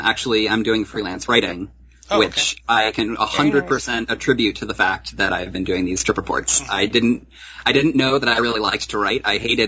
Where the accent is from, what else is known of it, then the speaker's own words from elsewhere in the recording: Colorado, United States; moved away as an adult; also born or lived in New York; now in California, United States; we're from Colorado originally.